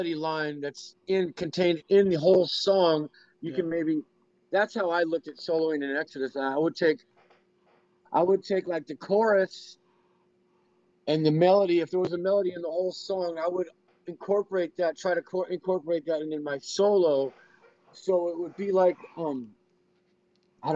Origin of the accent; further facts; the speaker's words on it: Oakland, California, United States; also born or lived in Berkeley, California; I was born and raised in Oakland